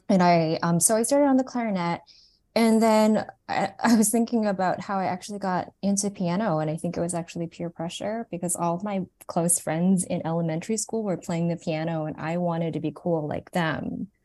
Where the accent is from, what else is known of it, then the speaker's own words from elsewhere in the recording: Toronto, Ontario, Canada; moved away; I grew up in Toronto, Canada. I was born there, and my parents, um, are Vietnamese refugees